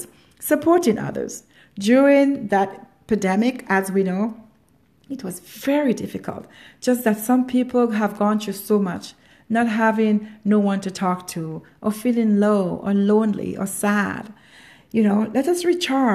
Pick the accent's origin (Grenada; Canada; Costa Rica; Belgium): Grenada; I come from Grenada, a small island in the Caribbean, also known as the Island of Spies